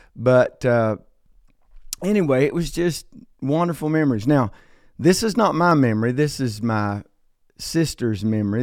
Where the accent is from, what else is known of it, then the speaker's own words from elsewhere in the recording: Logan, West Virginia, United States; I was born in a small coal town in southern West Virginia called Logan, West Virginia